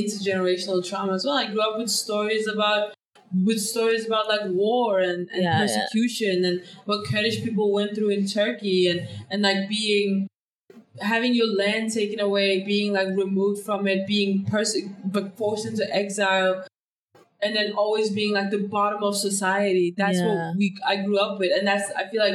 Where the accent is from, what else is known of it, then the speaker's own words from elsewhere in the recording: Denmark; English is a second language; moved away; also born or lived in United Kingdom; growing up in these parallel societies in Denmark where like all the minorities are in one neighborhood